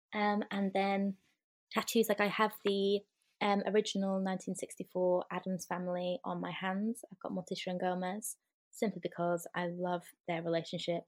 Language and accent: English; Lancashire, North West England, United Kingdom; I am from the North, Lancashire, in England